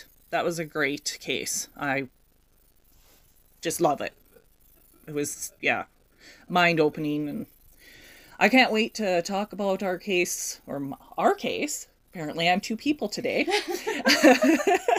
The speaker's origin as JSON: {"language": "English", "country": "Canada", "said": "being a Canadian"}